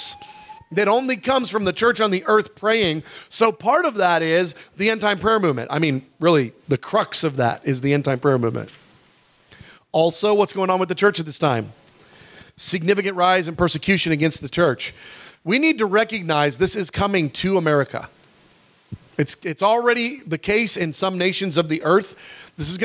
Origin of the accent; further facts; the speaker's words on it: United States; as an American Christian